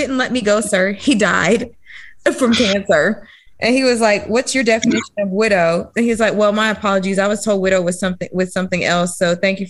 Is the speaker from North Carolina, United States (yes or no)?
yes; Durham, North Carolina, United States; I'm from Durham myself